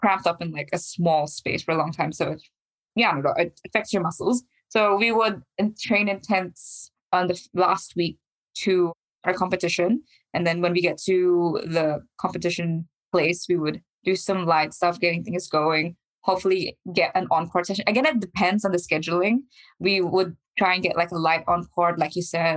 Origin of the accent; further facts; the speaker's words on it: New Zealand; we're from New Zealand